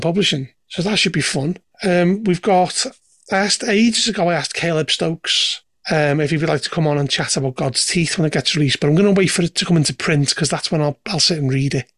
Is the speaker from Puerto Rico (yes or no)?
no; Liverpool, North West England, United Kingdom; I come from Liverpool